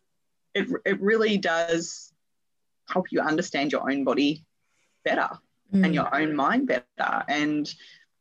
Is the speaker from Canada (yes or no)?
no; Perth, Western Australia, Australia; I'm also from Perth, Western Australia